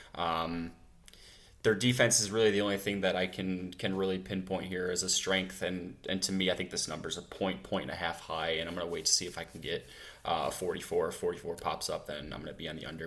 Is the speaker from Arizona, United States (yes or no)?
yes; Phoenix, Arizona, United States; I'm from Phoenix. I'm, I live in here now